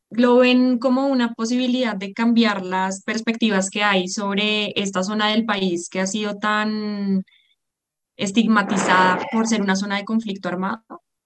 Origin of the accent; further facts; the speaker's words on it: Colombia; yo soy ecóloga colombiana